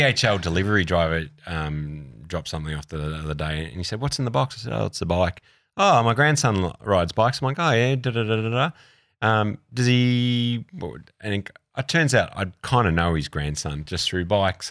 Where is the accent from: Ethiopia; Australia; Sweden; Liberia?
Australia; also born or lived in London / New York; I'm an Australian